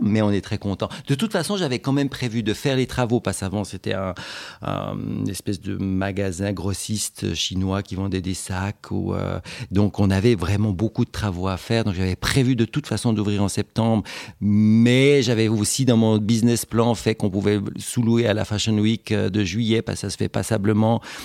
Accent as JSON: {"language": "French", "country": "Switzerland", "said": "chez nous en Suisse"}